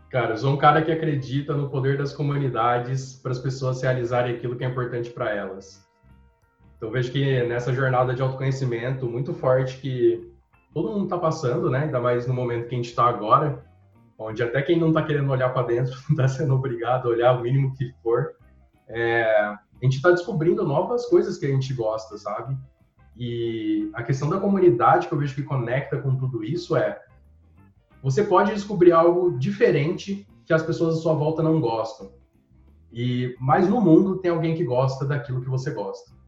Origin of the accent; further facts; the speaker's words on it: Regente Feijó, São Paulo, Brazil; moved away as an adult; also born or lived in Santo Anastácio; now in São Paulo, Brazil; nasci, eu nasci em Santo Anastácio e depois eu fui para Regente Feijó, que é onde eu vivi boa parte da minha vida, né? e onde eu passei minha infância